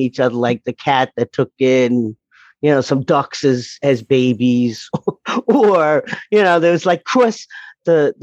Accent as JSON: {"language": "English", "area": "Long Island", "region": "New York", "country": "United States", "tie": "born or raised there", "also_born_or_lived": "Brooklyn", "accent": "New York", "said": "Long Island grew up, Brooklyn native, regular New Yorker"}